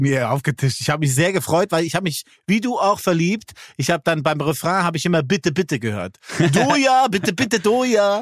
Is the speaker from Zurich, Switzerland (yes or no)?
no; Lucerne, Switzerland; Da, wo ich herkomme, sage ich Milchkästli